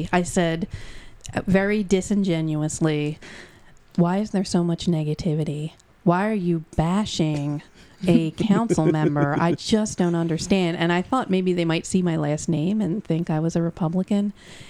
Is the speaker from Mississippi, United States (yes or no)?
no; Lansdowne, Pennsylvania, United States; I'm what they call a Delco old head. I am from here. I'm from Lansdowne. I went to Prendy, right down the street.